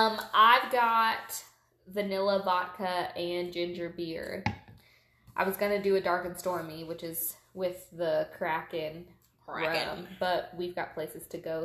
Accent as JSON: {"language": "English", "country": "United Kingdom", "said": "Oh, yes, I'm British."}